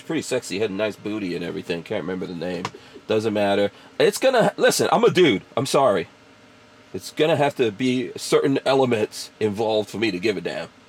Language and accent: English; New York, United States; moved away; I rooted for the Knicks because I'm a New Yorker